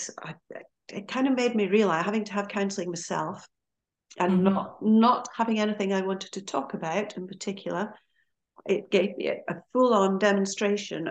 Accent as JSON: {"language": "English", "town": "Aberdeen", "region": "Scotland", "country": "United Kingdom", "moved": "yes", "lives_now": "Skipton, United Kingdom", "said": "as you may have gathered from my accent, I'm not from here originally. I'm actually from Aberdeen in Scotland"}